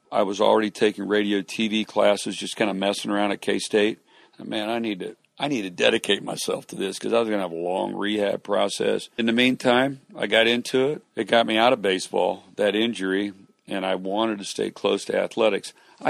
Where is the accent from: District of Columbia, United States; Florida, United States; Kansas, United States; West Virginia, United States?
Kansas, United States; moved away as an adult; now in Houston, United States; I grew up outside of Kansas City. Went to Kansas State.